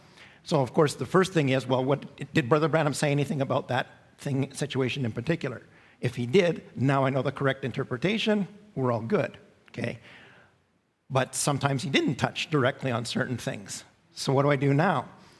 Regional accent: England, United Kingdom; I'm English, but my home church is French.

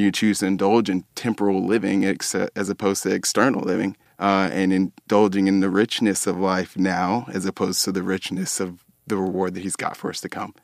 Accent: Dallas, Texas, United States; also born or lived in Abilene, Texas; I grew up in Dallas um, my whole life.

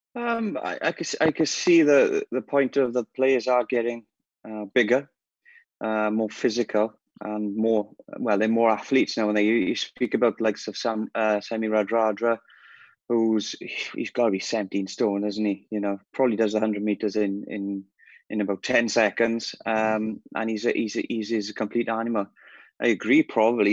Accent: Wales, United Kingdom; I'm Welsh

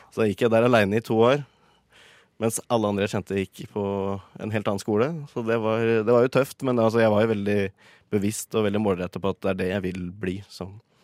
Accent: Gjøvik, Innlandet, Norway; moved away as an adult; now in Oslo, Norway; jeg kom fra Gjøvik, så jeg starta der.

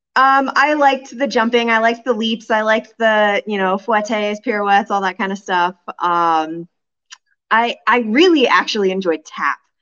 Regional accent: California, United States; moved away as an adult; also born or lived in New Jersey; now in Kansas, United States; I grew up in California

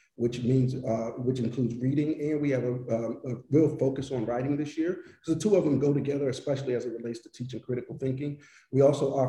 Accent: Pittsburgh, Pennsylvania, United States; now in New Haven, United States; I'm originally from Pittsburgh

